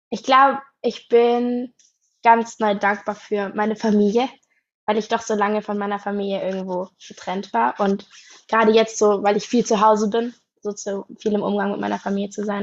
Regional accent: Baden-Württemberg, Germany; ich bin 19, ich komme aus Baden-Württemberg, aus der Nähe von Stuttgart

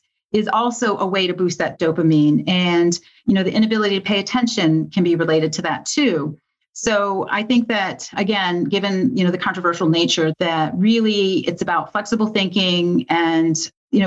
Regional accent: Michigan, United States; I grew up in Michigan

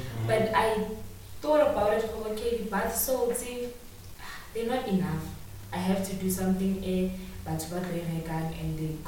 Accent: East Rand, Gauteng, South Africa; I grew up in the East Rand, you know, primary and all that.

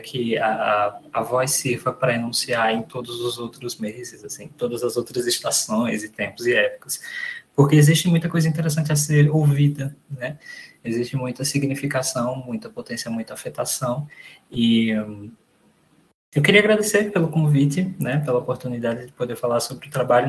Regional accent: Garanhuns, Pernambuco, Brazil; moved away as an adult; also born or lived in Recife / Rio Grande do Sul; Eu sou de Pernambuco, eu nasci em Garanhuns, é uma cidadezinha do interior de Pernambuco

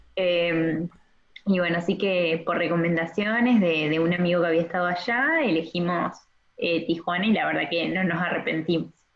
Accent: Argentina; also born or lived in Paraná, Entre Ríos; yo soy de Argentina, tengo 23 años

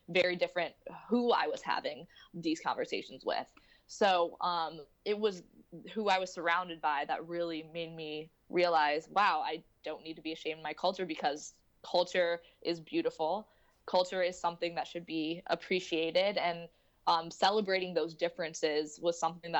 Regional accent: St. Louis, Missouri, United States; moved away as an adult; now in New York City, United States; I grew up, born and brought up in St. Louis, Missouri

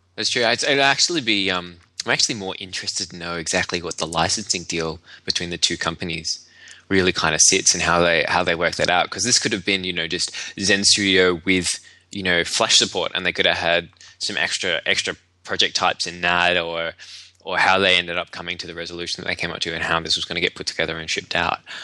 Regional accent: Australia; being Australian

